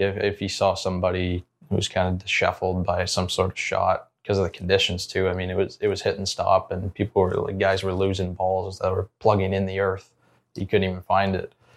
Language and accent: English; Ontario, Canada; moved away as an adult; Zach and Coug and myself, the, the Canadian guys